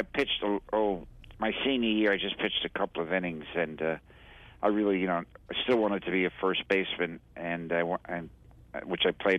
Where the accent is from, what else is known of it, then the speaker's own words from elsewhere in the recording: New York City, New York, United States; when I was a young 5 or 6 years old, we moved over to Queens, Astoria. I grew up in Astoria, Long Island, yes.